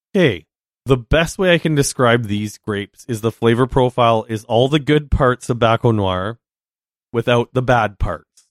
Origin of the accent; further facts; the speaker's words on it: Yellowknife, Northwest Territories, Canada; I was born in Yellowknife.